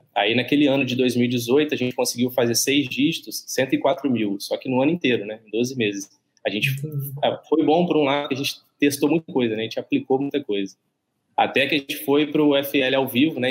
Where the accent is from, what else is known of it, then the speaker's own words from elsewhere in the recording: Barra Mansa, Rio de Janeiro, Brazil; Eu sou de, de Barra Mansa, no, no sul do estado do Rio